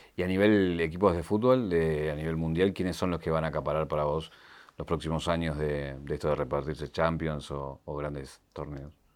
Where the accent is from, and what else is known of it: Argentina